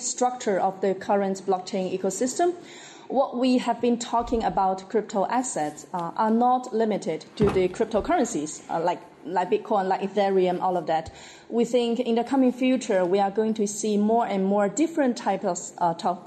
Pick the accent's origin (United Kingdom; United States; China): China; Guangdong; English is a second language; I was born and raised in Guangdong, China